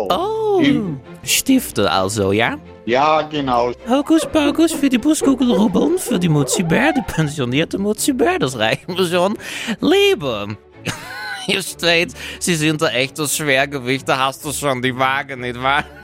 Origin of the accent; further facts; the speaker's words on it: Netherlands; Ja, bei uns in Holland heißen die Teddybären so.